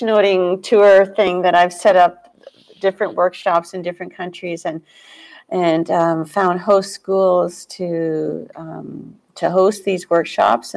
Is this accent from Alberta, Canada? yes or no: no; Toronto, Ontario, Canada; We're all from Toronto